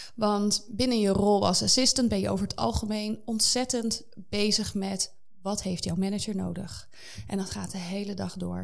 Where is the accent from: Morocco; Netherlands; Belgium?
Netherlands; Zeewolde, Flevoland; moved away as an adult; Ik ben eh, opgegroeid in een heel klein dorpje in Zeewolde